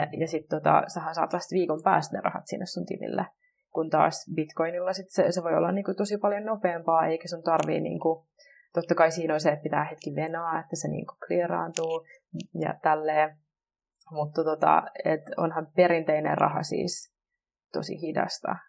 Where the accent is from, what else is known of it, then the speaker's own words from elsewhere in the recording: Vantaa, Uusimaa, Finland; mä tuun Vantaalta